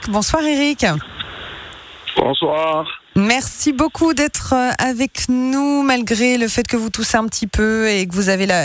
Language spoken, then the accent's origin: French; Lyon, Auvergne-Rhône-Alpes, France; Ah oui, je le connais bien celui-là, à Lyon-Perrache, comme je suis de Lyon.